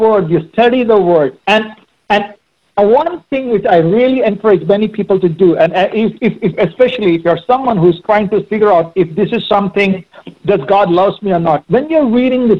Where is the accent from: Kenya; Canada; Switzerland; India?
India; moved away; I grew up in India